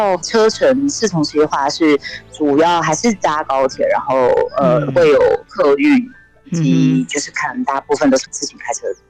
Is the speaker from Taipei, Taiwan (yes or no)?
no; Kaohsiung, Taiwan; now in Pingtung, Taiwan; 我是高雄人。